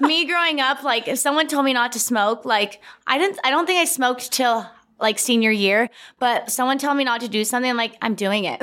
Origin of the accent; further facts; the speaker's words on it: San Diego, California, United States; now in Salt Lake City, United States; me growing up in San Diego